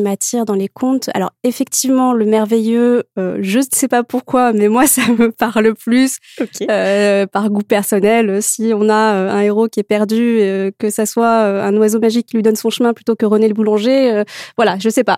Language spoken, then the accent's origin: French; Morocco; moved away as an adult; j'ai grandi au Maroc mhm. euh, où j'ai vécu jusqu'à mes 18 ans.